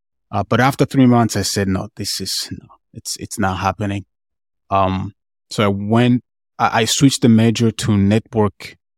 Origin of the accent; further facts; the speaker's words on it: Tanzania; I'm from East Africa, Tanzania.